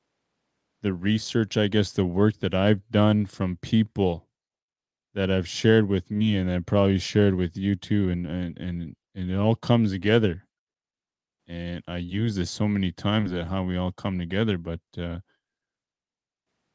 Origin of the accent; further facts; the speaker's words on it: west side Saskatchewan, Canada; I'm from West Side Saskatchewan.